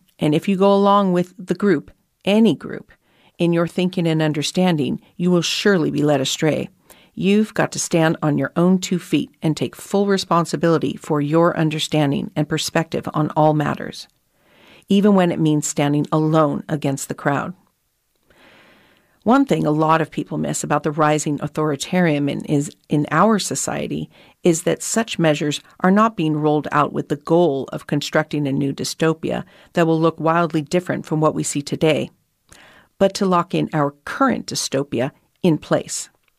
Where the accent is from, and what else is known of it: Australia